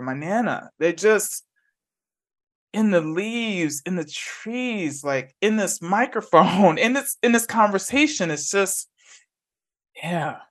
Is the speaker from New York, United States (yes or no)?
yes; New York City, New York, United States; moved away as an adult; also born or lived in Bay Area / Atlanta; now in Huddersfield, United Kingdom; I grew up in the Bronx, and I grew up in a two-bedroom, one-and-a-half bath apartment on the concourse